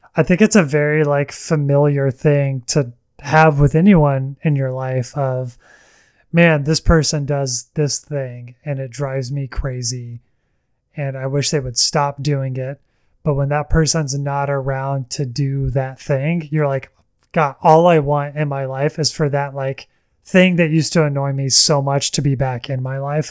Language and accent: English; the South, small town Alabama, United States; I am from the South, and, um, I, many people in my life in, you know, small town Alabama